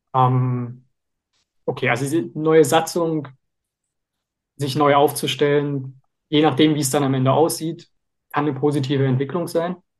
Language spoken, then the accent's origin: German; Leipzig, Saxony, Germany; ich bin ja aus Leipzig und hier bei uns